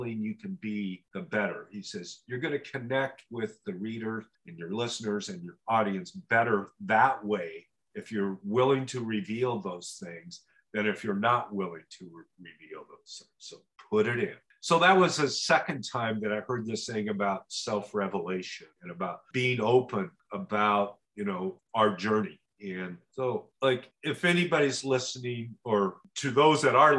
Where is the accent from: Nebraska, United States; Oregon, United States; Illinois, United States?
Oregon, United States; I was this guy from Oregon